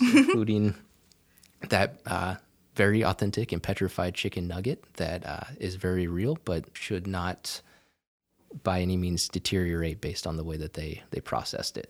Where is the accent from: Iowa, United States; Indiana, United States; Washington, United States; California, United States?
Iowa, United States; southwest; moved away as an adult; also born or lived in Auburn, Alabama; now in Texas, United States; I grew up on a small, uh, farm in southwest Iowa